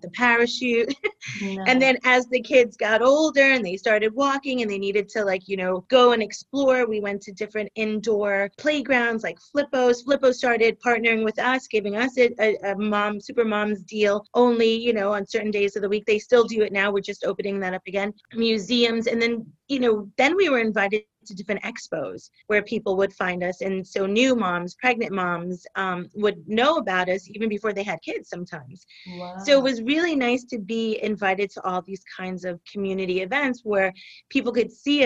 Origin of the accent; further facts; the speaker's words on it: New York, United States; now in Florida, United States; I'm originally from New York